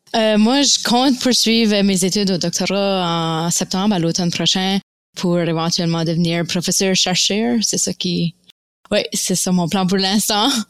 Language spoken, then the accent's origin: French; Fredericton, New Brunswick, Canada; accent: Acadian (Baie); also born or lived in Baie-Sainte-Marie, Nova Scotia; now in Moncton, Canada; je suis une Acadienne originaire de la Nouvelle-Écosse. Euh, mais j'ai grandi à Fredericton au Nouveau-Brunswick